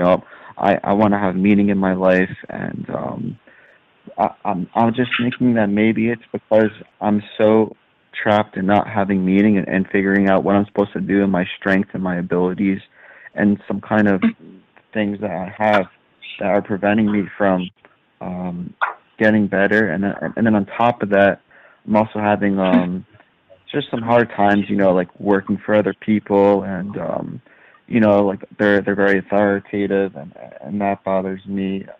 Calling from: San Diego, California, United States; I'm calling from San Diego, California.

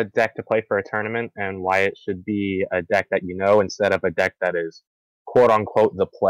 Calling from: Cocoa, Florida, United States; Yeah, Cocoa, Florida.

